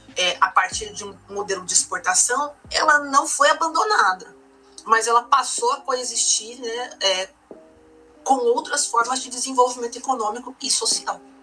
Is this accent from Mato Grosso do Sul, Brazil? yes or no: yes; Mato Grosso do Sul, Brazil; no nosso estado, aqui no Mato Grosso do Sul